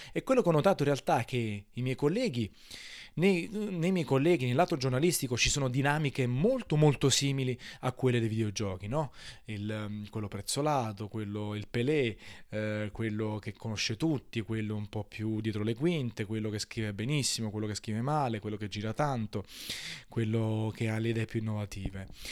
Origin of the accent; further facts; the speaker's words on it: Naples, Campania, Italy; da napoletano